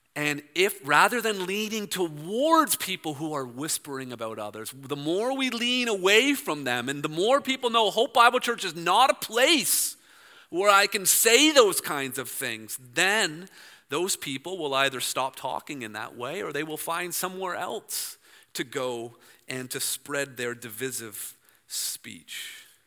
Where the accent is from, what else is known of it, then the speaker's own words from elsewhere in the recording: Toronto, Ontario, Canada; I'm from Toronto